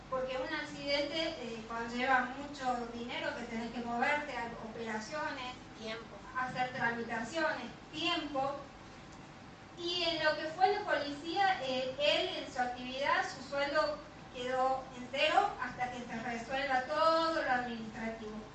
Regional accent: Catamarca, Argentina; porque Javi eh, vinimos de Catamarca acá a varias operaciones que se tuvo que hacer de columna.

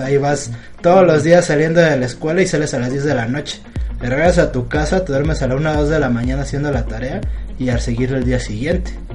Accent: Mexico; aquí en México

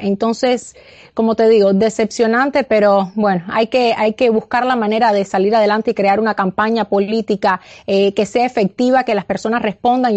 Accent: Cuba; now in United States; nací y criada eh, en Cuba, también ciudadana americana, pero, pero nací, nací y me crié en Cuba

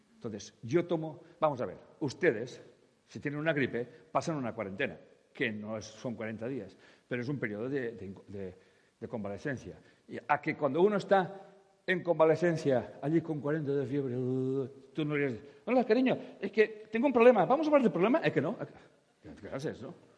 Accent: Catalonia, Spain; yo como catalán vivo en una parte de España

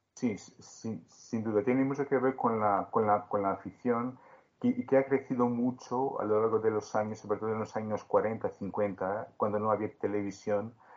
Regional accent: Beja, Alentejo, Portugal; acompañaba al club de mi pueblo, el Club Sportivo Beja

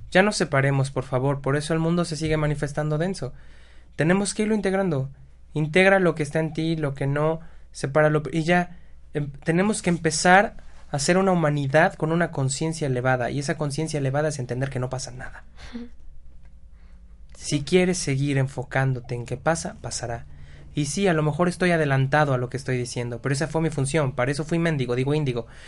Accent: Mexico; Qué bueno que somos mexicanos

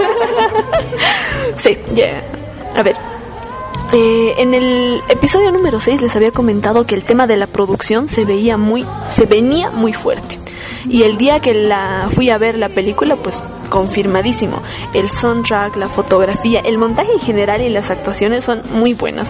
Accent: Bolivia

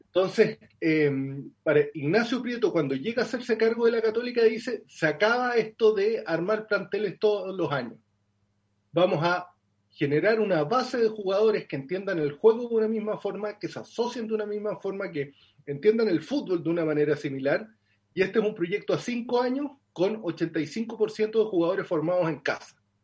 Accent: Los Ángeles, Biobío, Chile; also born or lived in Concepción, Chile; yo nací en el sur de Chile, bueno, en realidad no, no, no es tan al sur, en, una ciudad que se llama Concepción, pero viví toda mi infancia en Los Ángeles, que queda muy cerca

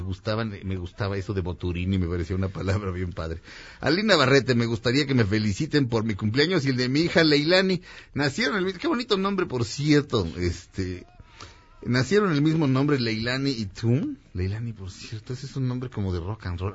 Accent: Mexico City, Mexico; soy de la Jardín Balbuena, es, realmente es la colonia, se llama la colonia del parque

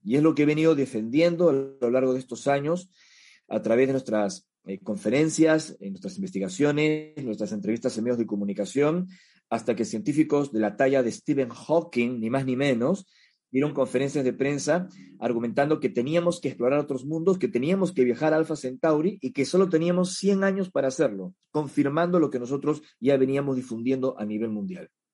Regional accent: Peru; en mi país de origen, en el Perú, donde ahora mismo me encuentro

